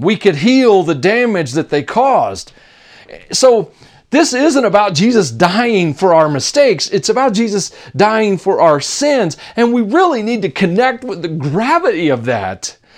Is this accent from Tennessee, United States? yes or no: yes; Tennessee, United States; accent: Southern; When I was a kid, I grew up in Tennessee, and that's why I sound Southern a lot